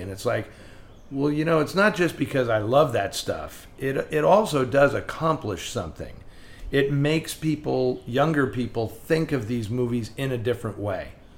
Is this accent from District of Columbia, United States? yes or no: no; San Francisco, California, United States; I grew up in San Francisco and it was filled with repertory cinemas